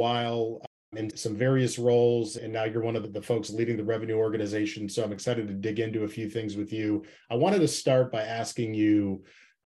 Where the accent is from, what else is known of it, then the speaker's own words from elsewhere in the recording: Chicago, Illinois, United States; my hometown of Chicago